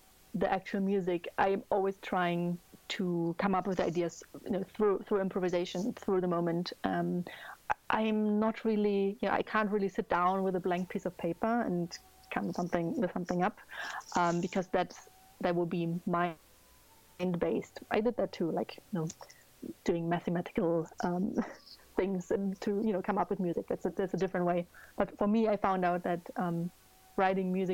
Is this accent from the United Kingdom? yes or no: no; Germany; I'm from Germany